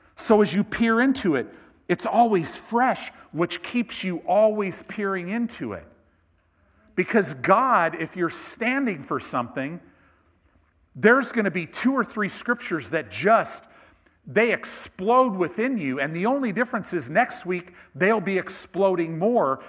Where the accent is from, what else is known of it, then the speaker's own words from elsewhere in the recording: Chicago, Illinois, United States; I was born in Cook County Hospital in Chicago